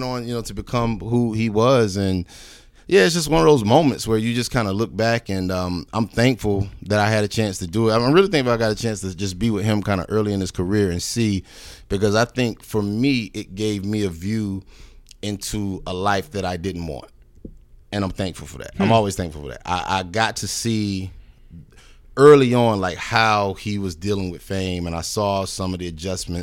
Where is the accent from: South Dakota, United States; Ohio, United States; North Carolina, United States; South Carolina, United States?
North Carolina, United States; Greensboro; I was raised in Greensboro, North Carolina